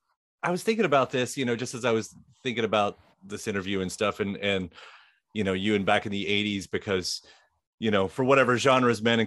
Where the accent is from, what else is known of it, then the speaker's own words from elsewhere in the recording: Litchfield, United States; which is also the stuff I grew up with in Litchfield